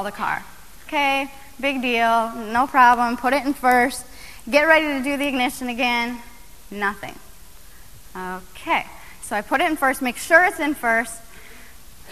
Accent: Iowa, United States; my hometown, University Avenue is the cruising strip. It's three lanes. I mean, if there is a cruising strip in Iowa, this is the cruising strip

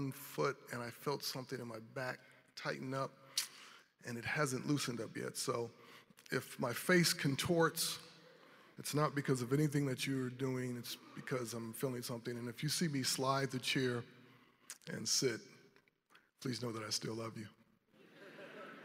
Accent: Grand Rapids, Michigan, United States; now in North Carolina, United States; I am from Grand Rapids, Michigan, but I've spent many years in the Carolinas

